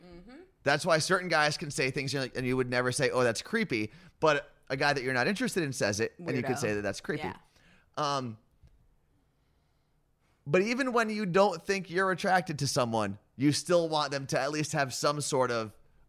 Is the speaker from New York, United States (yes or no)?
yes; New York, United States; now in Seattle, United States; Acknowledging that I'm from New York somehow.